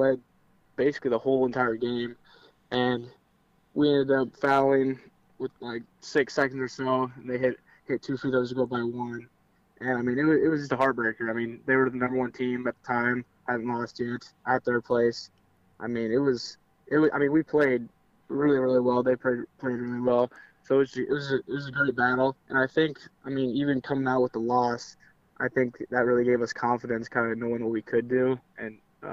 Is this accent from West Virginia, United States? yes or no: no; Seward, Nebraska, United States; I've lived in Seward all 22 years of my life. Grew up here